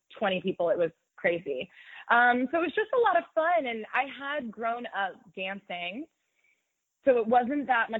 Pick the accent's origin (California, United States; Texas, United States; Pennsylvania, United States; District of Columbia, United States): Pennsylvania, United States; Pittsburgh; moved away as an adult; now in New York, United States; I'm from the Pittsburgh area, born and raised, went to high school here, went to college here.